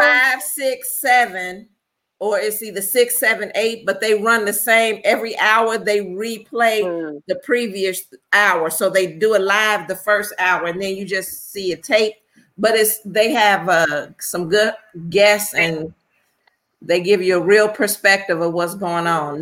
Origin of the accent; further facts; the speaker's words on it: Chicago, Illinois, United States; I'm from Chicago